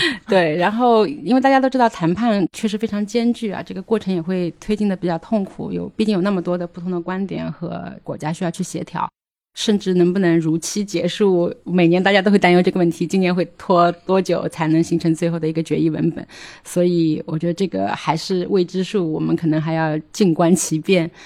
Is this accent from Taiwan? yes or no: no; China; 我们中国人